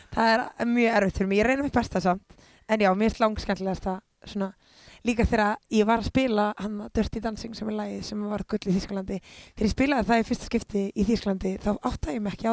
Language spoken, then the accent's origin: Icelandic; Iceland; ég er bara mjög ánað að fólk sé, fólk sé andum mig í heimalandi mínu og því ég elska Ísland svo mikið